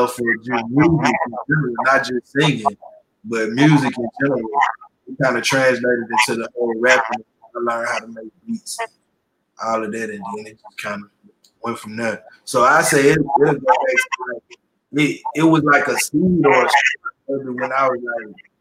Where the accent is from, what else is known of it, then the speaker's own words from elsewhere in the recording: Grenada, Mississippi, United States; also born or lived in Columbus, Mississippi; I was most definitely raised in Grenada, Mississippi